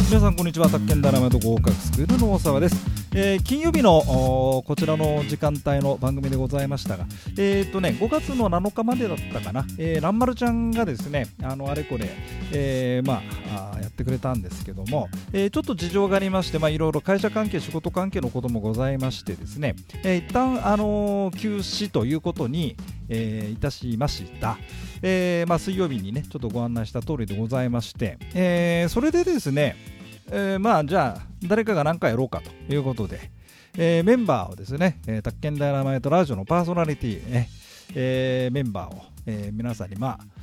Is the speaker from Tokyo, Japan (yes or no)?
yes; Tokyo, Japan; 私東京新宿出身でございましてですね